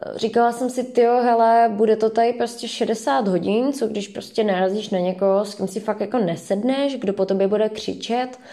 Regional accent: Pardubice, Pardubice Region, Czechia; moved away as an adult; now in Brno, Czechia; jsem z Pardubic

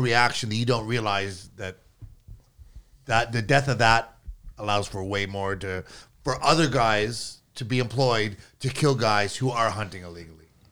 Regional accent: Canada; me being Canadian

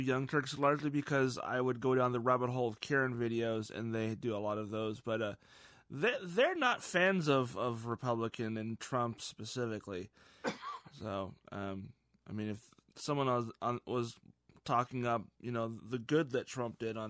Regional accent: Ireland; I mean, so Shil, you would know that as Irish. We're Irish.

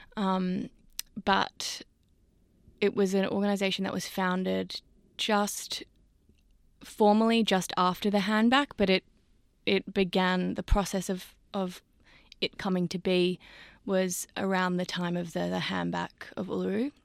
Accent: Sydney, New South Wales, Australia; having grown up in Sydney and I grew up in Newtown

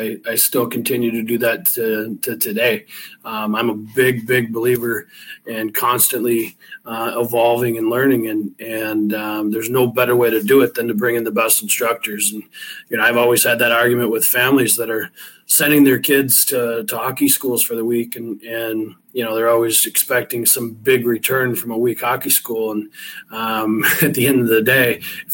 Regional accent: River Rouge, Michigan, United States; I grew up in River Rouge

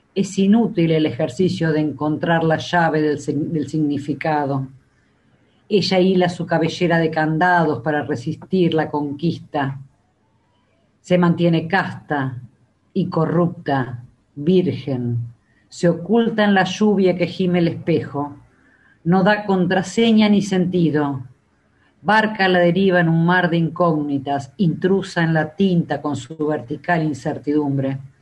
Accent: Buenos Aires, Argentina; Soy de Capital, porteña, pero no tan porteña

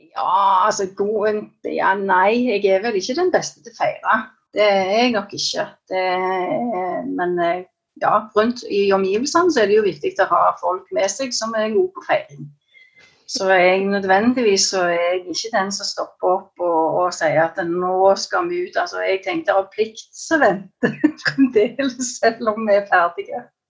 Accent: Stavanger area, Rogaland, Norway; jeg er fra Stavanger-området

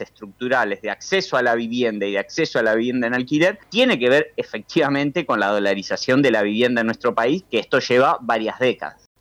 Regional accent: Rosario, Santa Fe, Argentina; Yo soy de Rosario

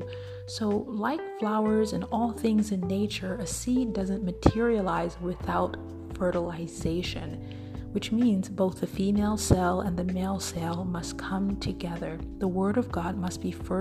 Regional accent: Midwest, United States; I'm from the Midwest

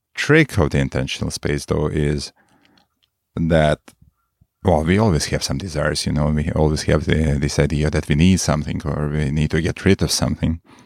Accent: Moscow, Russia; moved away as an adult; now in Marin, United States; I'm a Moscow guy from, from the most of my time. Moscow guy, Russia.

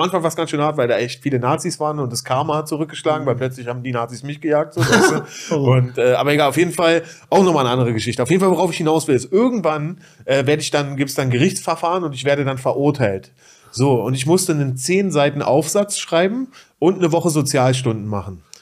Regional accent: Berlin, Germany; Reinickendorf ist ja meine, meine Heimat

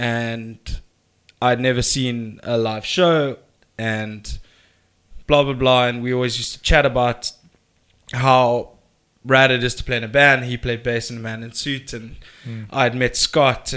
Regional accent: South Africa; I'm proudly South African

